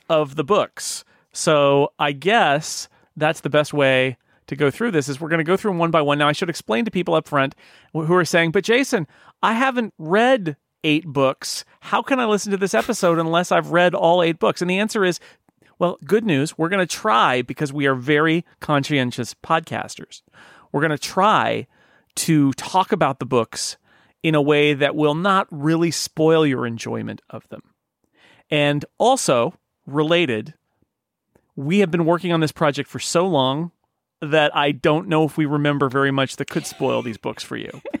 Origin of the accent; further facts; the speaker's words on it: United States; as an American